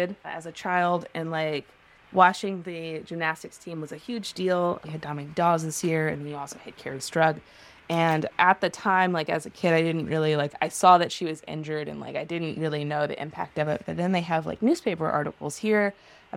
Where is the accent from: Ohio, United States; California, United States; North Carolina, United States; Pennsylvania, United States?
Ohio, United States; now in Atlanta, United States; I was growing up in Ohio